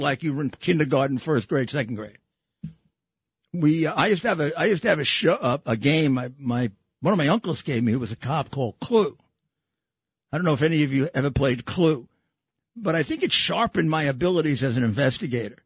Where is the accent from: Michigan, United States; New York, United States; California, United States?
New York, United States; New York City; I'm from Brooklyn.